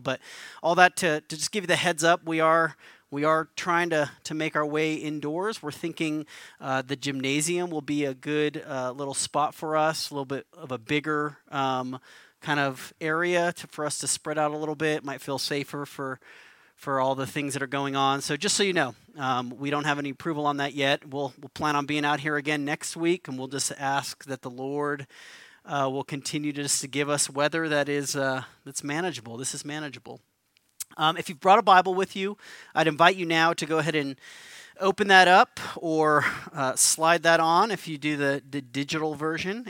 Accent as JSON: {"language": "English", "town": "Albuquerque", "region": "New Mexico", "country": "United States", "tie": "born or raised there", "moved": "yes", "said": "I'm from Albuquerque, grew up here, moved back to, to begin the work of planting Mosaic Church"}